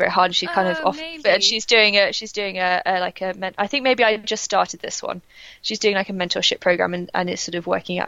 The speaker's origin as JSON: {"language": "English", "region": "England", "country": "United Kingdom", "said": "as an English person"}